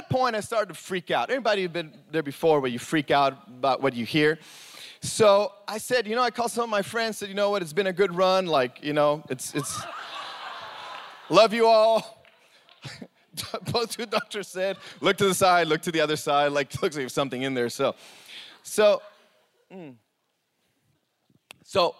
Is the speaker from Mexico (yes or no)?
yes; Mexico; moved away; I grew up in Mexico